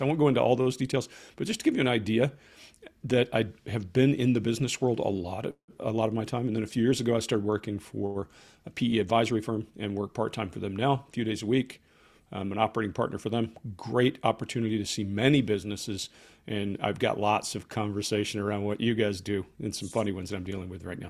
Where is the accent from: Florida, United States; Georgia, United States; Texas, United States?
Georgia, United States; Columbus; moved away; also born or lived in Atlanta, Georgia; If you've ever been to Fort Benning, that's my hometown.